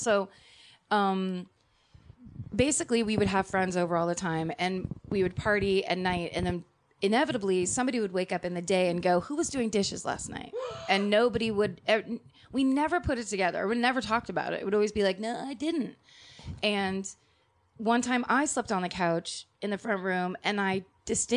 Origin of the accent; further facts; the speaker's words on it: Petaluma, California, United States; moved away; my hometown, Petaluma